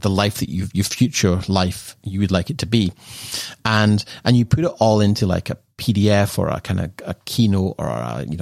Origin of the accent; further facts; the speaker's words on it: Edinburgh, Scotland, United Kingdom; moved away; growing up in Edinburgh